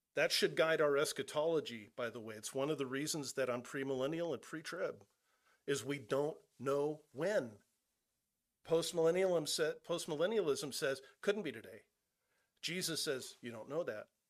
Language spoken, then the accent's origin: English; California, United States; moved away; I'm originally from California. I'm not from Nebraska